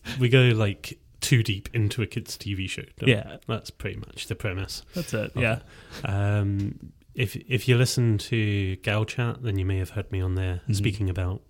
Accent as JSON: {"language": "English", "region": "Scotland", "country": "United Kingdom", "moved": "as an adult", "lives_now": "Canada", "said": "I'm from Scotland, as you might be able to tell from the drastic change in accent. I recently moved to Canada in September, actually, on September 1st, for love."}